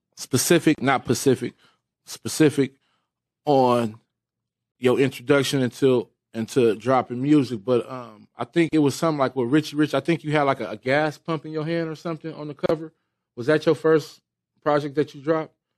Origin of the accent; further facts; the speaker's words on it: Bellflower, California, United States; areas in, in Bellflower, California. Like that's where I come from